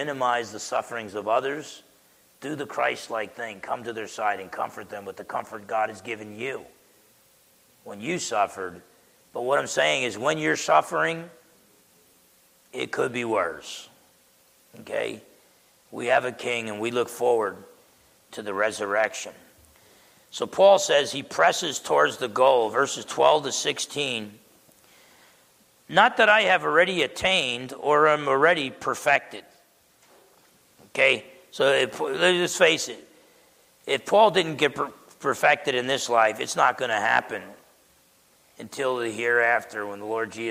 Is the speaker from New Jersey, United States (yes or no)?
yes; New Jersey, United States; I grew up in New Jersey